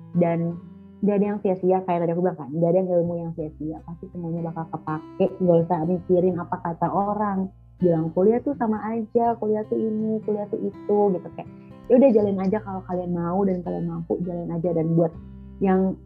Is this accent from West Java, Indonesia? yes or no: no; Jakarta, Indonesia; moved away; aku kan orang Jakarta dan biasanya tuh ngomong gua lu